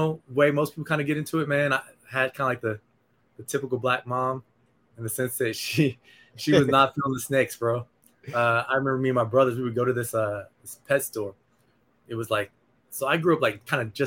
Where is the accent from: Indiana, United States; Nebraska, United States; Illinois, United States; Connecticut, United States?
Nebraska, United States; moved away as an adult; now in Arizona, United States; I grew up in Nebraska, man. I moved out to Arizona in 2003 after I graduated from college.